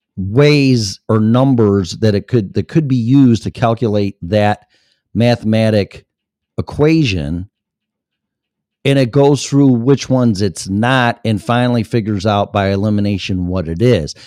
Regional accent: Streamwood, Illinois, United States; also born or lived in Elgin, Illinois; my hometown's right next door to that, Streamwood, Illinois

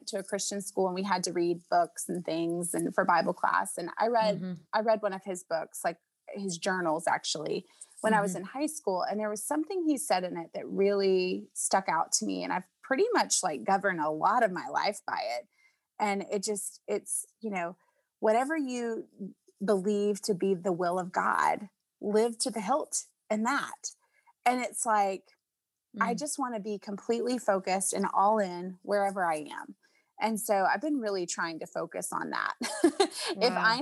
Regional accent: Nashville, Tennessee, United States; I grew up in Nashville

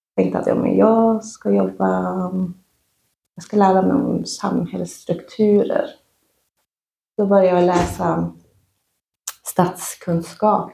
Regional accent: Sweden; also born or lived in Oslo; Jag är uppvuxen i en renskötarfamilj i Svarkensita och i Vapsten sameby

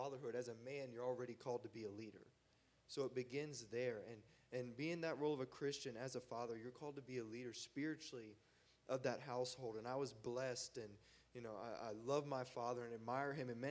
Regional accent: North Carolina, United States; I'm from the South, or from North Carolina

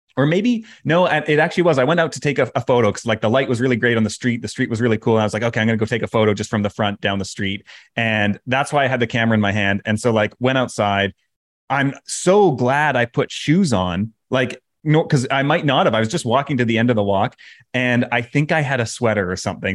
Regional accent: Canada; moved away; I'm Canadian

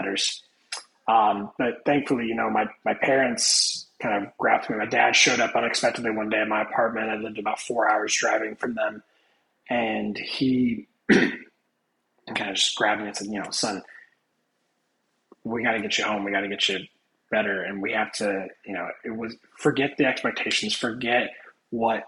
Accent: Indiana, United States; moved away as an adult; now in Florida, United States; I'm not originally from Florida. I am from Indiana.

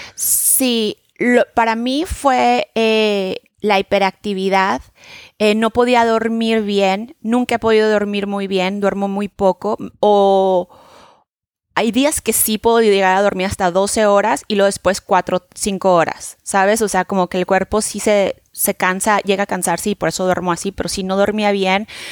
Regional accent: Mexico; now in New York, United States; vivo en Nueva York, soy de México

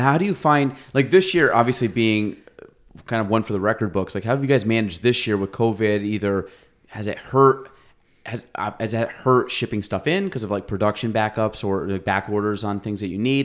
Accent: Chazy, New York, United States; I grew up in Chase East

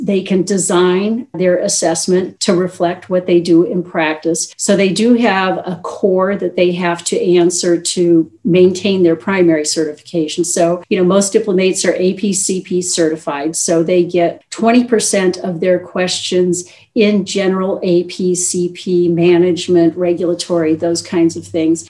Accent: Minnesota, United States; moved away as an adult; also born or lived in Illinois / Slayton, Minnesota; Well, I was born in a rural town in southwest Minnesota, Slayton, Minnesota. I was born during the county fair, which of course is the biggest deal in a small town. I spent my uh, young years in Illinois. And then when I was nine years old, moved back to Minnesota to a farm

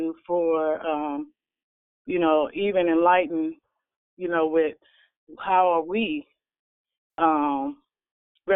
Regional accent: Illinois, United States; moved away as an adult; now in California, United States; I'm in California temporarily through job, but I'm actually from Illinois

